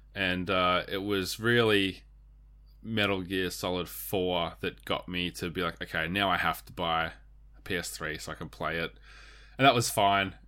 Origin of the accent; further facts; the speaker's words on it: Australia; we're Australian.